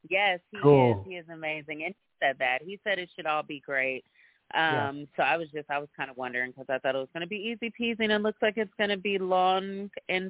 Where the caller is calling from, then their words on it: Texas, United States; This is …, and I'm calling from Texas.